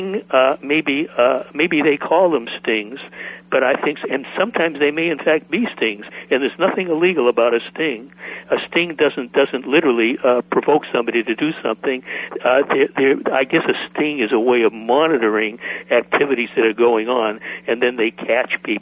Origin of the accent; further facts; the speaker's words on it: Boston, Massachusetts, United States; moved away as an adult; I grew up in Boston. I was there through college, then I left.